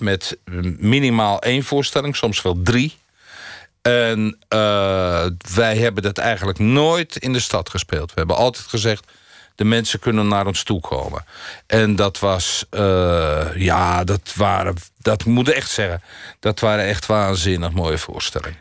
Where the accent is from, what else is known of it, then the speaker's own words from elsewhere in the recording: near Rotterdam, South Holland, Netherlands; also born or lived in Munich / Varik; dit is natuurlijk een stad die diep in mijn hart zit, omdat ik er vlakbij geboren ben